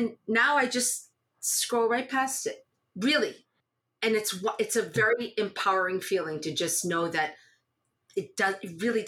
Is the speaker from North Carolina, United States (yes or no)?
no; Groveland, Massachusetts, United States; I was from Groveland